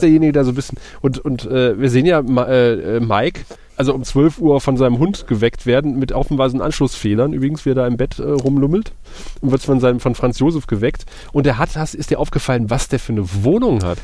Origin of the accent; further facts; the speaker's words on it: Eifel, Germany; bei uns in der Eifel